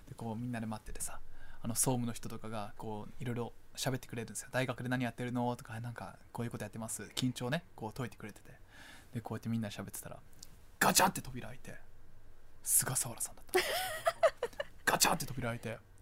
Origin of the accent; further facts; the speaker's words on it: Chiba, Japan; moved away; でも俺はあの千葉出身じゃないですか